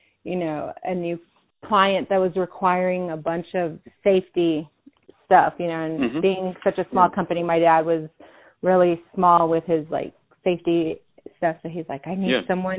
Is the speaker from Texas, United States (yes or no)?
yes; El Paso, Texas, United States; I was born and raised in El Paso, Texas, and I still live here